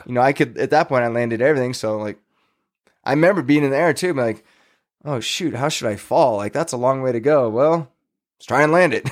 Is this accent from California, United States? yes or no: yes; Fresno, California, United States; now in Tahoe area, United States; in my teens, growing up in Fresno